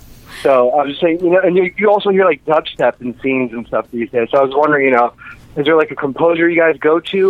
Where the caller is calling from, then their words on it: Orlando, Florida, United States; I'm from Orlando.